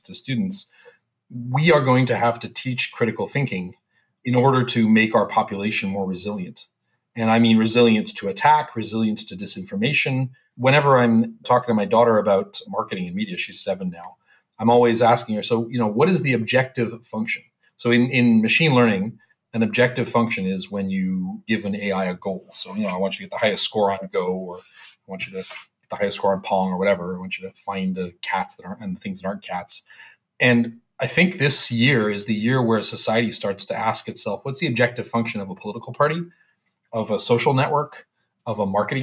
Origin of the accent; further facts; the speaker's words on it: Canada; I'm a Canadian